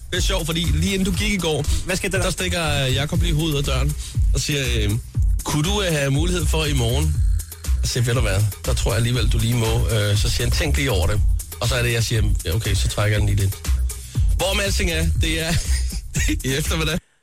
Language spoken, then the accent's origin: Danish; Nyborg, Southern Denmark, Denmark; also born or lived in Svendborg; jeg er fra Svendborg, eller opvokset i Nyborg, jeg er fra Svendborg og boet i Svendborg mange år